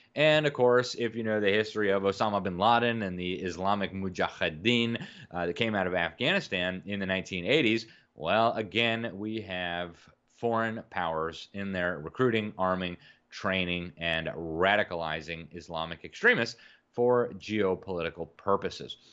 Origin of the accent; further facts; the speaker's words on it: Miami, Florida, United States; That's my hometown